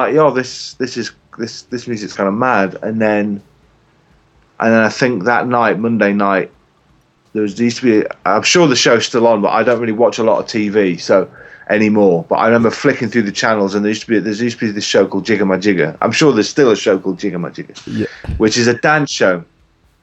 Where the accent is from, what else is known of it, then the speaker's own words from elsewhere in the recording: England, United Kingdom; accent: English; moved away as an adult; now in South Africa; As you can probably tell by my accent, I'm English.